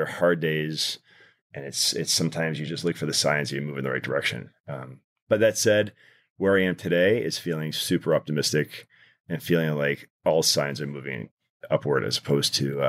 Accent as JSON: {"language": "English", "town": "Detroit", "region": "Michigan", "country": "United States", "tie": "born or raised there", "said": "So I grew up in Detroit."}